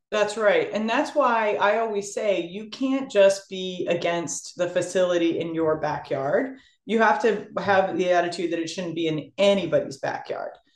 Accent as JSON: {"language": "English", "town": "Sturbridge", "region": "Massachusetts", "country": "United States", "tie": "born or raised there", "said": "I moved into my hometown of Sturbridge"}